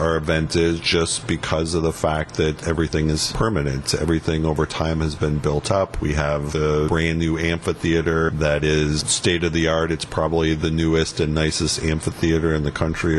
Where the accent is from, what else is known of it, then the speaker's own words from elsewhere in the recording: Manitowoc, Wisconsin, United States; I grew up in Manitowoc